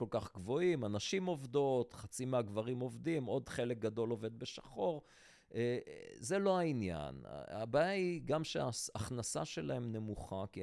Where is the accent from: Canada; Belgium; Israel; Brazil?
Belgium; Antwerp, Flanders; אני גדלתי בשכונה החרדית של אנטוורפן